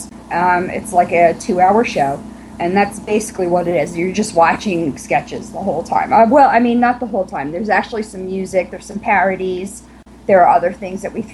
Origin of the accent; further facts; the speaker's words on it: Long Island, New York, United States; moved away as an adult; now in Virginia, United States; I'm from Long Island